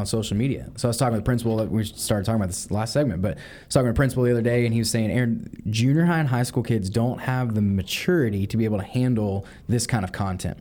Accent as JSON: {"language": "English", "town": "League City", "region": "Texas", "country": "United States", "tie": "born or raised there", "said": "I grew up here, went to church at Clear Creek Community Church when I was in high school"}